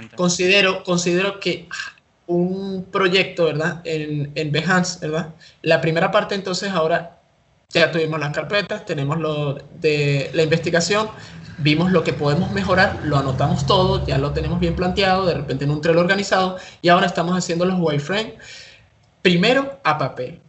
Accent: Caracas, Capital District, Venezuela; soy de Venezuela, Caracas

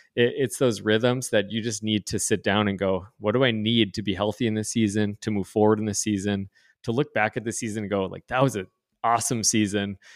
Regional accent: North Dakota, United States; also born or lived in East Coast; grew up, born and raised in North Dakota

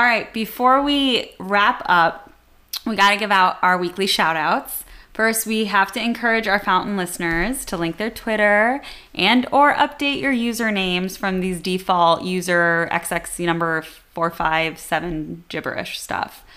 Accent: United States; as an American

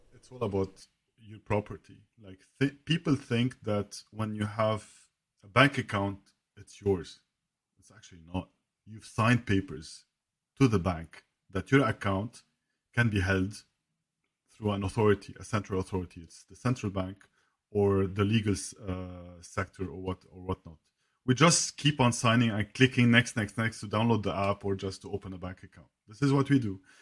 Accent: Lebanon; I'm from Lebanon, born and raised.

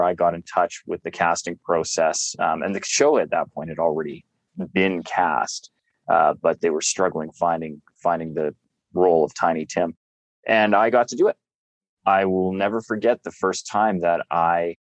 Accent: Calgary, Alberta, Canada; right across from City Hall was the main theater district for Calgary, where I grew up

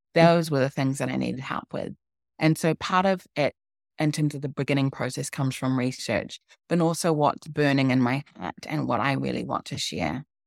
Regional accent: New Zealand; So I was born in New Zealand, but my parents are from Ghana. And when I was growing up, there were very few African people in New Zealand

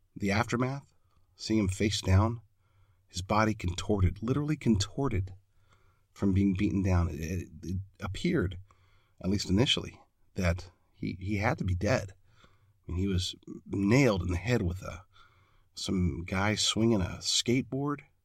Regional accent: United States

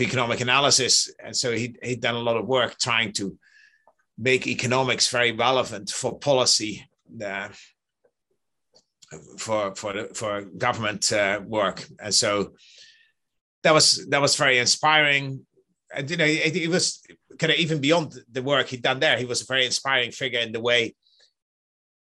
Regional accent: Netherlands; I grew up in the Netherlands

